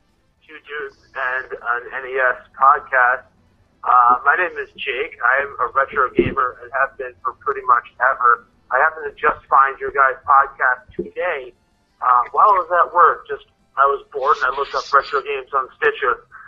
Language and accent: English; Minnesota, United States; I'm from Minnesota, and we all sound like we're from Fargo.